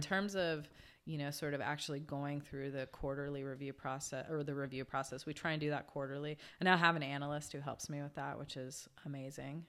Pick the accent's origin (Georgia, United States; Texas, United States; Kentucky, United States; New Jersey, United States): Georgia, United States; moved away; I grew up in Georgia